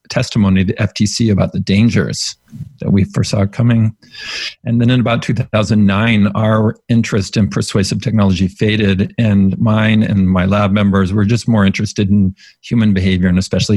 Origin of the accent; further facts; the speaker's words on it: California, United States; I grew up in the Mormon tradition in California